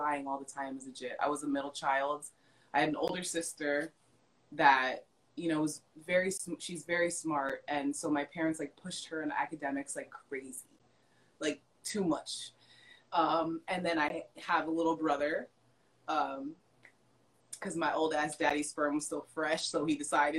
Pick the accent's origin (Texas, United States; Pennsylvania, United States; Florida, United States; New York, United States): Florida, United States; Hollywood; I was brought up in Hollywood, Florida